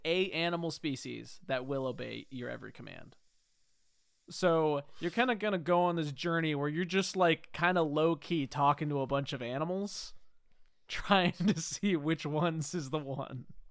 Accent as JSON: {"language": "English", "area": "Whidbey Island", "region": "Washington", "country": "United States", "said": "I'm from Woodby Island"}